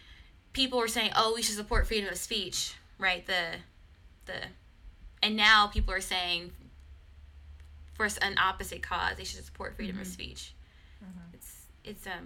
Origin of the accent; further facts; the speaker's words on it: Mississippi, United States; moved away; I'm from Mississippi, and my dad's family is from Louisiana.